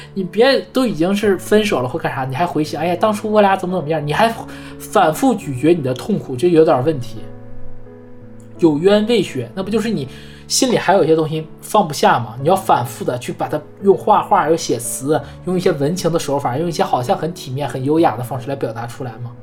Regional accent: Northeast China, China; 我们东北人才要飞到热带的岛屿过冬

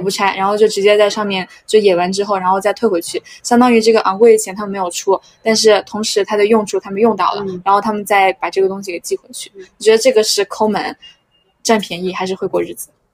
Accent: China; 我们就是中国人，就是传承的省钱的功能

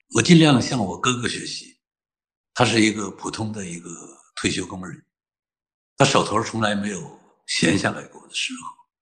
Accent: northern China, China; moved away; 我是个北方人，我的妈妈是个东北老太太

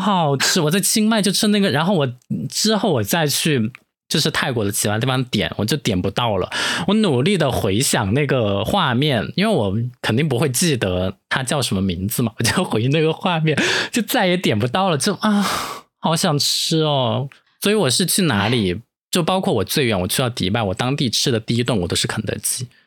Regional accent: Dujiangyan, Sichuan, China; 我们的故乡都江堰、青城山又是成都市的旅游目的地的top three

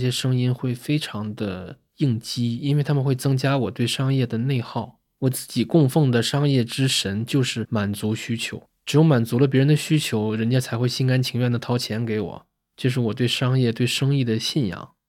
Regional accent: Northeast China, China; 我是工薪家庭长大的孩子嘛，父母在东北都是工人，家里边既没有人做过生意，也没有人当过公务员。

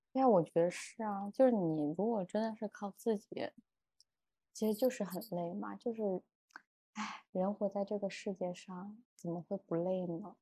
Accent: Hangzhou, Zhejiang, China; moved away as an adult; 我之前作为杭州人

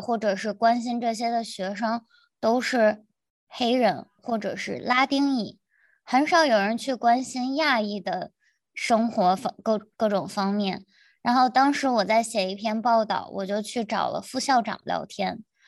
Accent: China; moved away as an adult; now in United States; 我们是中 国人

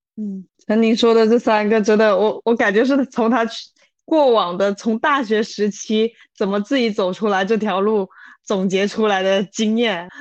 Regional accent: China; moved away; 我以前在是大陆出生的嘛

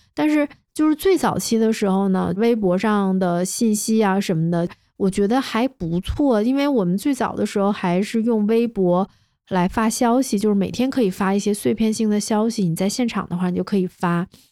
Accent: Northeast China, China; 我是个东北人嘛

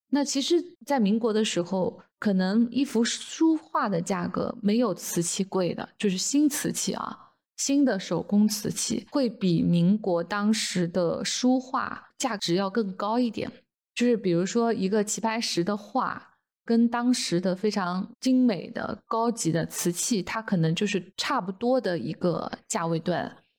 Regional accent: China; 我们中国人

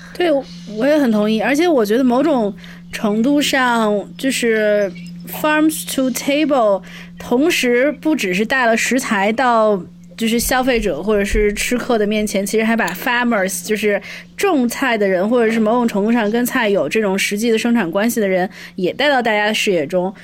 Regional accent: Shijiazhuang, Hebei, China; moved away; 我是山庄人

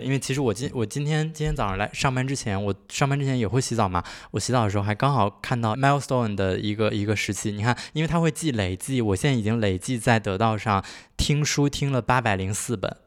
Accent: Handan, Hebei, China; 没有出生在邯郸市里，但我家不是市里，我家是，就是周边的那个周边县

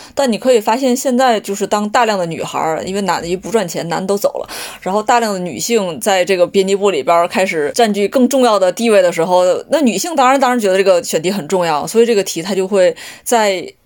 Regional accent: Liaoning, China; 我是辽宁人

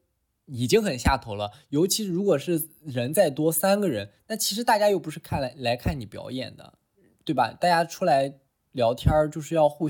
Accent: Shandong, China; 因为我本身作为一个山东人，

